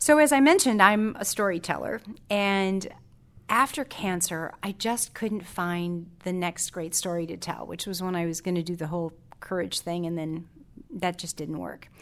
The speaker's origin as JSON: {"language": "English", "town": "South Haven", "region": "Michigan", "country": "United States", "tie": "born or raised there", "said": "I come from South Haven, which is a small town in Southwest Michigan"}